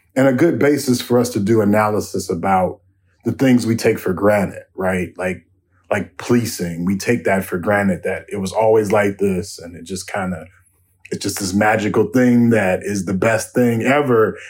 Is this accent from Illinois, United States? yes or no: yes; Chicago, Illinois, United States; moved away as an adult; now in Minneapolis, United States; I grew up in Chicago where I could, where, where I was growing up, where I grew up in the South Side